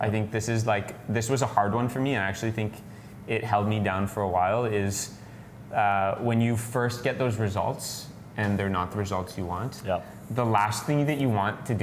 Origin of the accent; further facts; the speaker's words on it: Canada; I'm from Canada